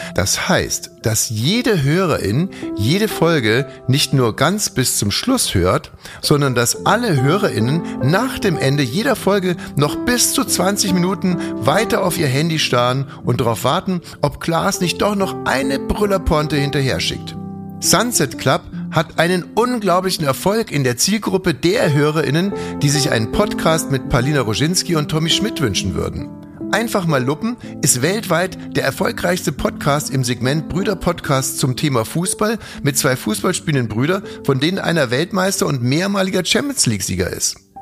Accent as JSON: {"language": "German", "country": "Germany", "said": "wir Deutschen"}